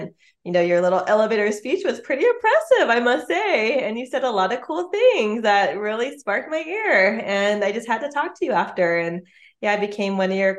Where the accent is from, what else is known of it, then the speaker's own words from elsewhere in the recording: West Torrance, California, United States; I'm from West Torrens